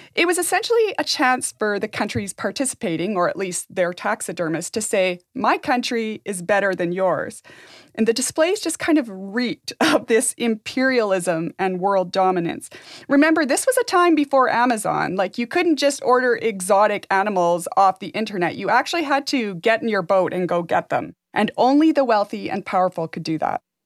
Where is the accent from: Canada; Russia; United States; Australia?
Canada; Jasper, Alberta; When I was growing up in Jasper